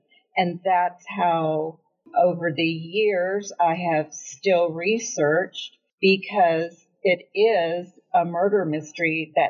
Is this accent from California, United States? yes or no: yes; California, United States; I grew up in California.